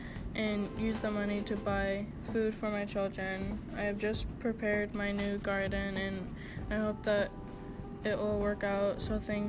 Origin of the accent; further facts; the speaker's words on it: Malawi; I am from Malawi and I am the country director working the Hunger Project in Malawi.